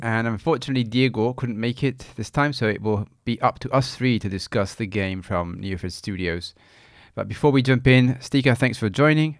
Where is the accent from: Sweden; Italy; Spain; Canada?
Italy; moved away; I am originally from Italy